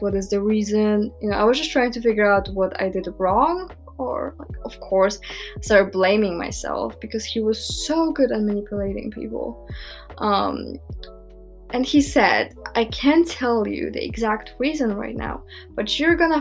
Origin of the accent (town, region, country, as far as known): Poland; born or raised there